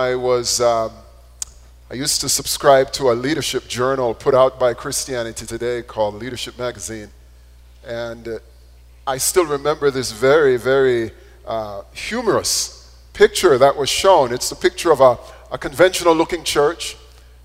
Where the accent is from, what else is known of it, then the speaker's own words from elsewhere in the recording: Jamaica; When I was growing up in Jamaica